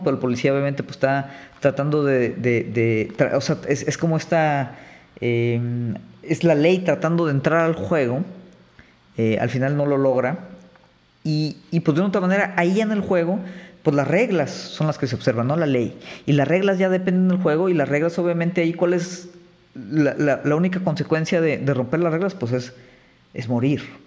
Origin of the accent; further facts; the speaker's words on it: Mexico; nosotros tal vez como mexicanos